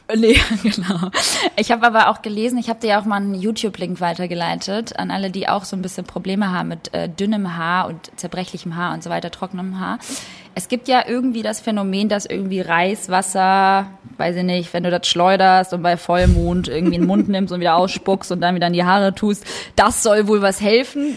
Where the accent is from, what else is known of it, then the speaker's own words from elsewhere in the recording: Kosovo; moved away; ich bin gebürtige Kosovo-Albanerin